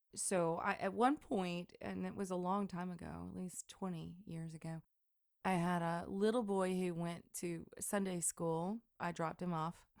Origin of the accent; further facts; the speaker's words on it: Deep South, United States; growing up in the Deep South